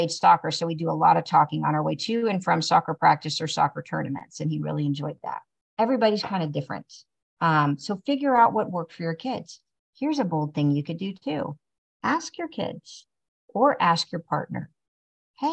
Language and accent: English; Tulsa, Oklahoma, United States; growing up in Tulsa, you know, for the areas that I live in Tulsa